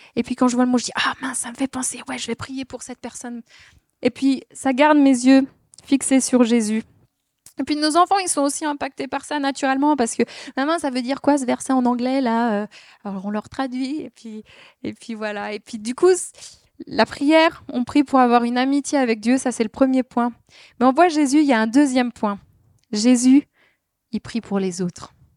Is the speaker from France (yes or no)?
yes; Alsace, Grand Est, France; on est alsacien